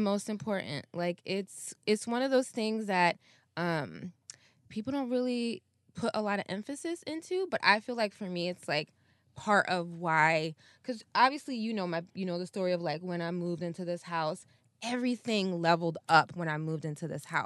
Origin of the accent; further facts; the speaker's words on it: Ann Arbor, Michigan, United States; moved away as an adult; also born or lived in North Africa / Philadelphia; now in California, United States; I grew up in Michigan